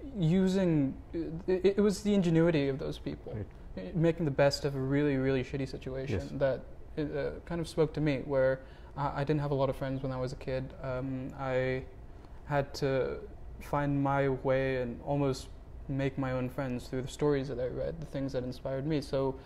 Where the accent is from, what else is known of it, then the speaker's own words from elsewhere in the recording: United States; You know, I'm Indian American.